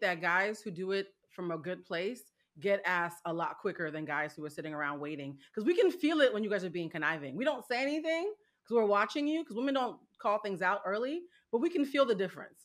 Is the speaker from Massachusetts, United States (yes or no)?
yes; Boston, Massachusetts, United States; I am from Boston, Massachusetts